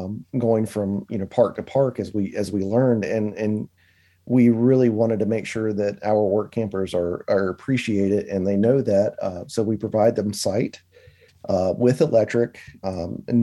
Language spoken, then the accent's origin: English; Danville, Virginia, United States; We're from South Virginia area called Danville, right on the North Carolina line in Pennsylvania County